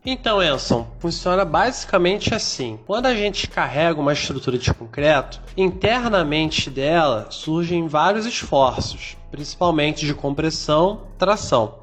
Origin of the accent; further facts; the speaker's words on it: Rio de Janeiro, Brazil; accent: carioca; moved away as an adult; now in Maranhão, Brazil; eu tenho sotaque diferenciado porque eu sou carioca da gema, então peço desculpa aí pelo chiado excessivo